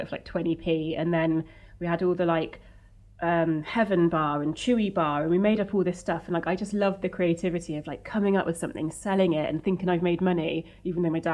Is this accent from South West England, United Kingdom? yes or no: yes; Wiltshire, South West England, United Kingdom; moved away as an adult; also born or lived in Cardiff / Bristol; now in Wales, United Kingdom; I'm from I was from Wiltshire, and then came over to Cardiff